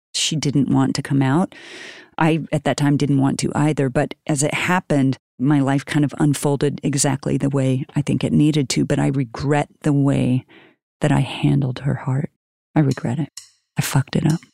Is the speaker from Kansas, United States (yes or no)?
yes; Wellsville, Kansas, United States; I grew up in a, a town called Wellsville, Kansas